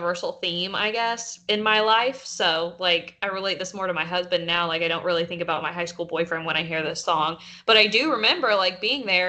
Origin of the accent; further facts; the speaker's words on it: the South, United States; growing up in the South in, like, 2008, 2009